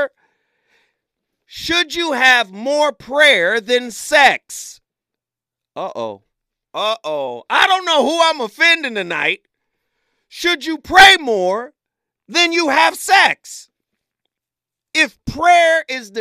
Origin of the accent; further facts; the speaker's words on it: Chattanooga, Tennessee, United States; I'm from Chattanooga